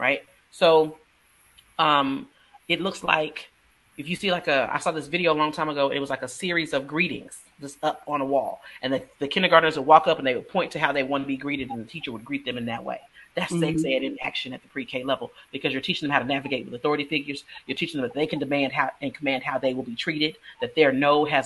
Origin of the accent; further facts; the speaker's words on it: Texas, United States; I'm from Texas